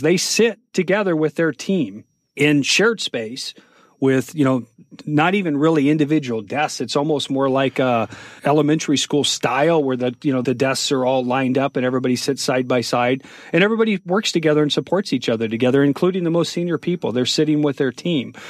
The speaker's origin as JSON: {"language": "English", "country": "United States", "said": "being an American"}